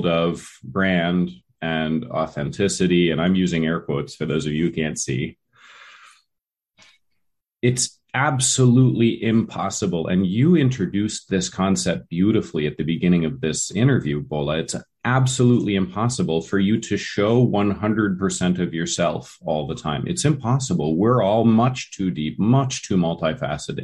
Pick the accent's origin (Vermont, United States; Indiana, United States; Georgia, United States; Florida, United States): Vermont, United States; me growing up in Vermont